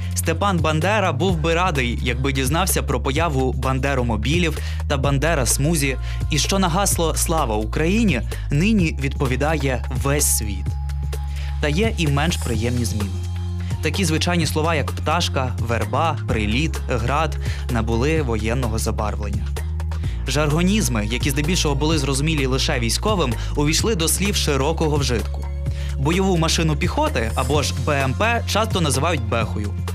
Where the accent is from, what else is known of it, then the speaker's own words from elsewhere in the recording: Ukraine; Ми з України